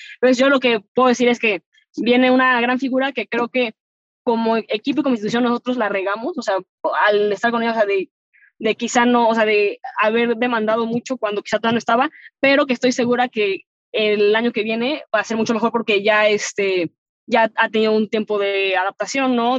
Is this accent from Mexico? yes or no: yes; Mexico; como mexicana que te vio, o sea, que te tocó ver que no había nada